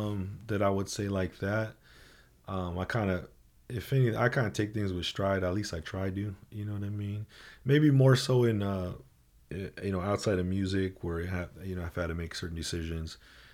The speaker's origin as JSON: {"language": "English", "town": "Oxnard", "region": "California", "country": "United States", "said": "Like I said, we came from Oxnard, right? I came from fucking, you know what I mean? Came from the projects, right?"}